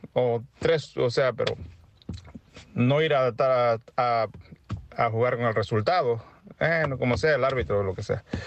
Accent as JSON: {"language": "Spanish", "area": "near Acapulco", "region": "Guerrero", "country": "Mexico", "said": "yo no soy hondureño. Soy de Guerrero, allá de cerca de Acapulco"}